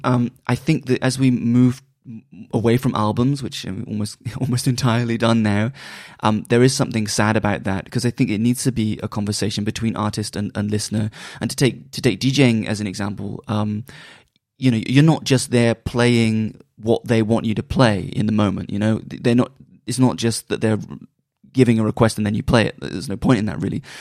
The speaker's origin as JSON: {"language": "English", "town": "Bristol", "region": "South West England", "country": "United Kingdom", "also_born_or_lived": "London", "moved": "yes", "said": "I'm from Bristol"}